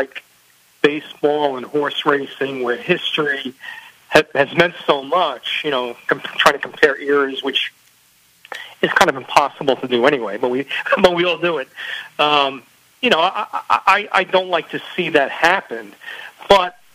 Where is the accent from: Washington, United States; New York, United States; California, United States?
New York, United States; New York City; moved away as an adult; also born or lived in New Jersey; now in Florida, United States; I hail from Staten Island, New York